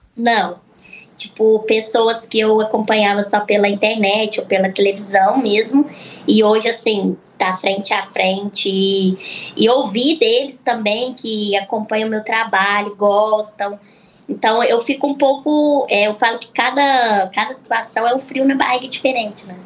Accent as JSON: {"language": "Portuguese", "town": "Araxá", "region": "Minas Gerais", "country": "Brazil", "tie": "born or raised there", "also_born_or_lived": "Uberaba / Uberlândia", "moved": "yes", "lives_now": "São Paulo, Brazil"}